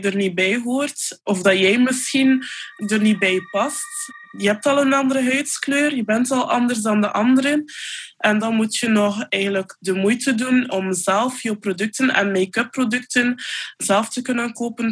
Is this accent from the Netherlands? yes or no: no; Poperinge, Flanders, Belgium; Ik ben van Popringen